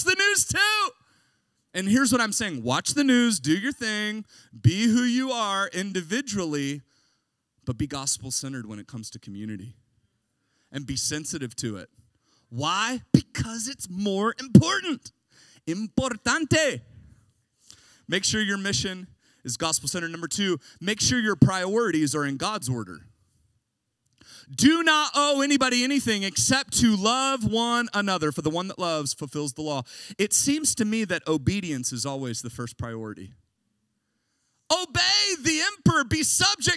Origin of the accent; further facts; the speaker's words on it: United States; I'm an American